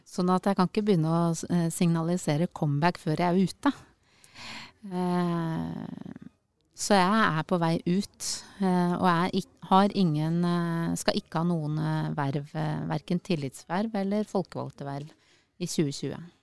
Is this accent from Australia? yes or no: no; Øyer, Innlandet, Norway; moved away as an adult; also born or lived in Tromsø / Oslo; now in Sørumsand, Norway; Jeg er jo fra Øyer